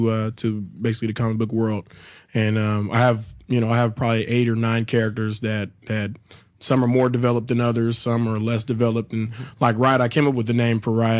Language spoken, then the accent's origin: English; Sacramento, California, United States; moved away as an adult; now in Chicago, United States; my hometown of Sacramento